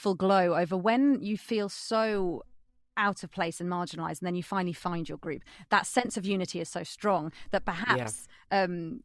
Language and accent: English; Peterborough, East of England, United Kingdom; I'm from Peterborough